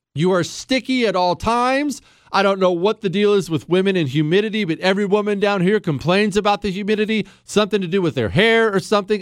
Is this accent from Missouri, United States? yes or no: no; Montana, United States; now in Texas, United States; I loved growing up in Montana.